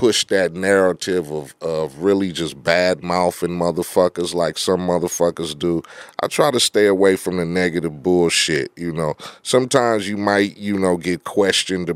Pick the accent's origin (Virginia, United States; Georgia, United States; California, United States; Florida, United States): California, United States; Compton; I grew up in Compton. I was fucking gangbanging at 13, 14 years old.